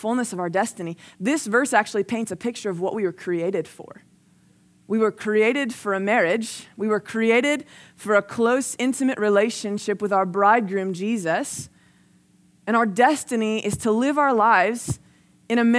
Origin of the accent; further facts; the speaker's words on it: New Jersey, United States; now in Texas, United States; I grew up in New Jersey, and then I moved to Texas.